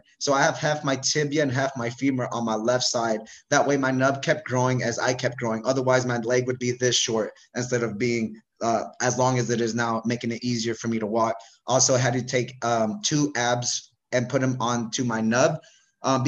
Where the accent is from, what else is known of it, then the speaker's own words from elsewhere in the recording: Bay Area, California, United States; I'm from the Bay Area